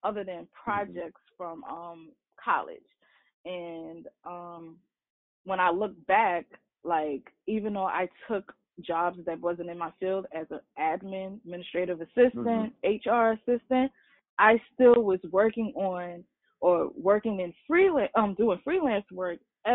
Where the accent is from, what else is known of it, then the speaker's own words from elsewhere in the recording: Baltimore, Maryland, United States; also born or lived in Harlem, New York / Staten Island, New York; little girl, growing up in Harlem, move to Staten Island, then move to Baltimore, raised in Baltimore